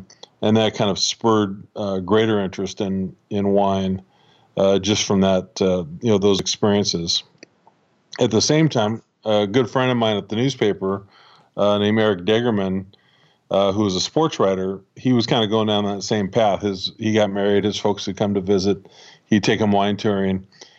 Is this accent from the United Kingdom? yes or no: no; Washington, United States; Well, I grew up here in the Pacific Northwest, and I've lived here pretty much my whole life. Was born and raised just west of Seattle, out on the Olympic Peninsula